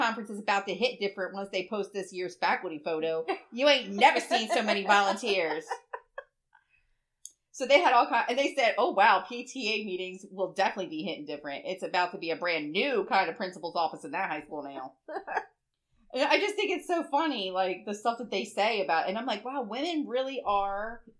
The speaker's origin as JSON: {"language": "English", "town": "Bear", "region": "Delaware", "country": "United States", "said": "because we're from Newcastle. Like, well, not really from Newcastle, but we're around Newcastle."}